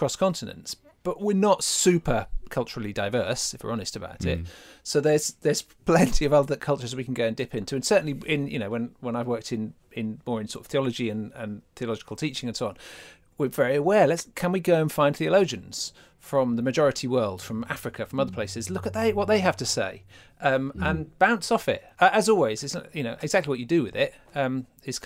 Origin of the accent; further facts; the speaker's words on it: England, United Kingdom; we feel like that as English people